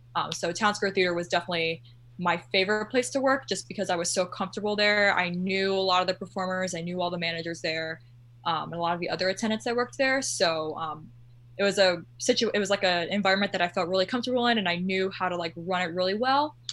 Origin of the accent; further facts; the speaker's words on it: Orlando, Florida, United States; I'm one of those people that is from Orlando and lives in Orlando my whole life